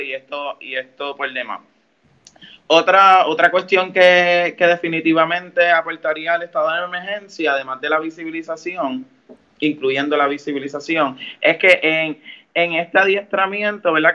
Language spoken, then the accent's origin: Spanish; Mayagüez, Puerto Rico; Soy de Mayagüez y soy líder feminista en el oeste